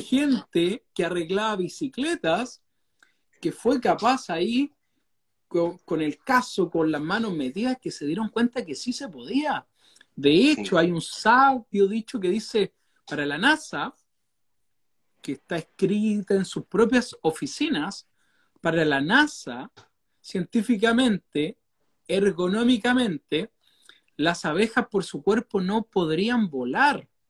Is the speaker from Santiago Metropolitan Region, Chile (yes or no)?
no; Valdivia, Los Ríos, Chile; la ciudad que nosotros somos acá de Valdivia